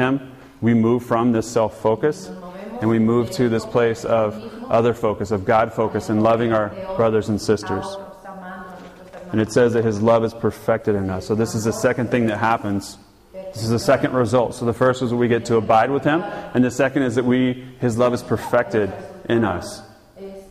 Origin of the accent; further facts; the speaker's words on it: Georgia, United States; I'm from Georgia